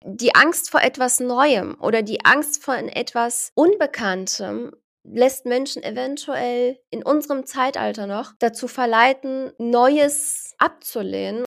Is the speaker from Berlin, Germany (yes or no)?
yes; Berlin, Germany; ich bin zwar in Deutschland geboren, ich bin gebürtige Berlinerin